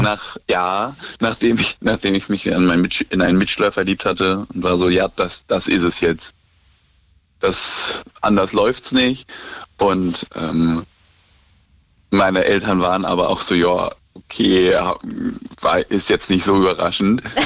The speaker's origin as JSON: {"language": "German", "area": "near Cologne", "region": "North Rhine-Westphalia", "country": "Germany", "said": "ich komme aus der Nähe von Köln"}